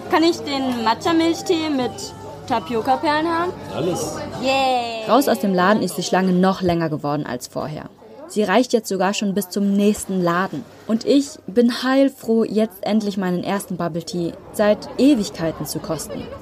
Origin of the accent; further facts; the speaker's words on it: Berlin, Germany; ich bin aus Berlin